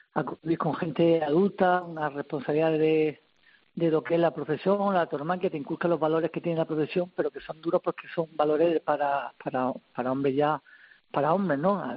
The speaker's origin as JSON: {"language": "Spanish", "town": "Murcia", "region": "Region of Murcia", "country": "Spain", "said": "la de mi tierra"}